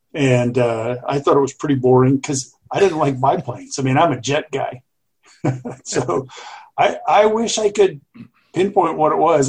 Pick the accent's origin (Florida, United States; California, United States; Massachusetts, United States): Florida, United States; Jacksonville; I grew up in Jacksonville, Florida